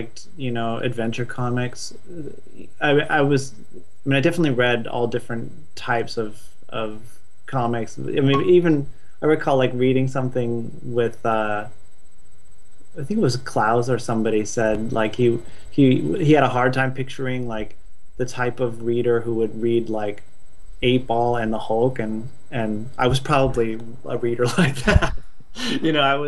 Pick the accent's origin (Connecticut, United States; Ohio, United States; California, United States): California, United States; Stanford; now in Los Angeles, United States; I'm from Northern California. I grew up sort of in and around Stanford.